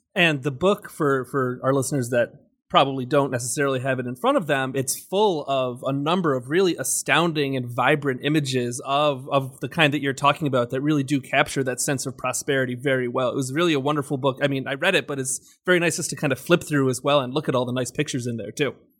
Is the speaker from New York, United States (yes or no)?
yes; Rochester, New York, United States; I grew up in Rochester